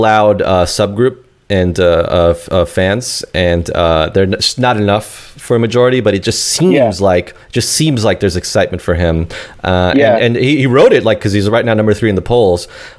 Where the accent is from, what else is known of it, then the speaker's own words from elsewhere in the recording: New York City, New York, United States; I'm from South. I grew up in Queens Village, which is kind of near Jamaica, Queens.